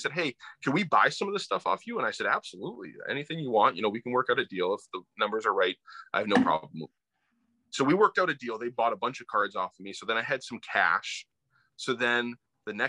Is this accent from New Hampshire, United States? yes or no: yes; Plymouth, New Hampshire, United States; now in Springfield, United States; grew up, born and raised in New Hampshire, central New Hampshire, the White Mountains. So a little town called Plymouth